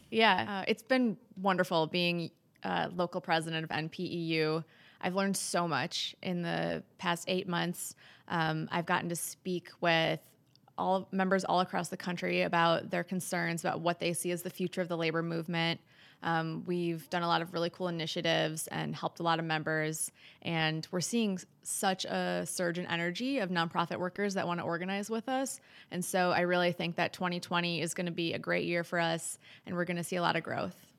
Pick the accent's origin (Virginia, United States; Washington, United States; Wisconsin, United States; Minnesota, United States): Wisconsin, United States; moved away; I'm from Wisconsin. I'm a fifth generation Wisconsinite